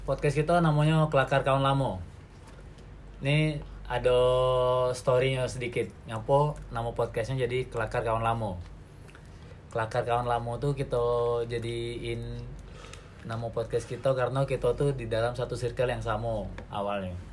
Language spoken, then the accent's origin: Indonesian; Lubuk Linggau, South Sumatra, Indonesia; Jadi kita ngapa pakai bahasa Palembang karena kita di asalnya dari Sumatera Selatan. Tepatnya sih di kota kecil Lubuk Linggau.